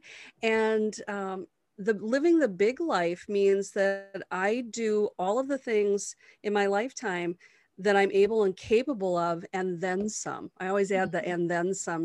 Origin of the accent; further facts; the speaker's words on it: Wisconsin, United States; in my hometown